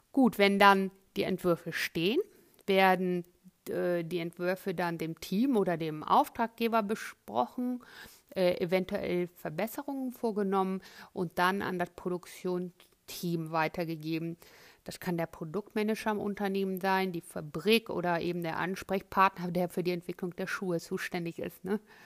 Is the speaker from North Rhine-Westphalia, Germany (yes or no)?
yes; Cologne, North Rhine-Westphalia, Germany; moved away as an adult; also born or lived in Florence, Italy; gebürtige Kölnerin, habe dort auch die Ausbildung zum bekleidungstechnischen Assistenten absolviert